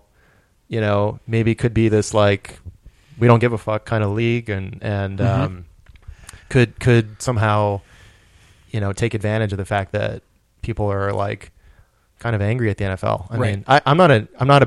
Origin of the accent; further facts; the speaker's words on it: New England, United States; I'm from New England